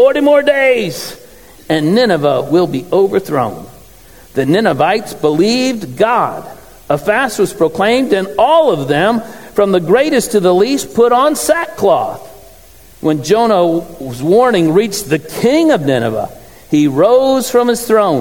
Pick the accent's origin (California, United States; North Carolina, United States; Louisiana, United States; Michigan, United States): Michigan, United States; Garden City; also born or lived in Lenexa, Kansas / Olathe, Kansas; now in Flint, United States; I'm a Garden City West Tire